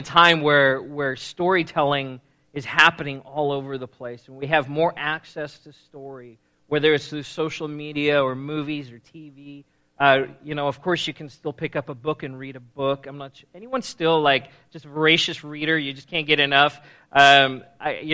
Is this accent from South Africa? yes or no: yes; South Africa; moved away as an adult; now in United States; I was born and raised in South Africa, and I moved to the States when I was 18 years old.